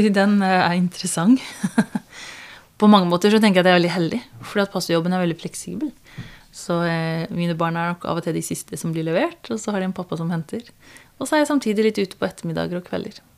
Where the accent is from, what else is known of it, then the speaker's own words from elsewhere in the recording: Kristiansand, Agder, Norway; also born or lived in Tanzania; jeg er fra Kristiansand. Jeg er egentlig misjonærbarn, oppvokst i Tanzania. Og så kom jeg hit da jeg var syv år. Og vokste opp på Tinnaia Hannevikåsen på andre sida av byen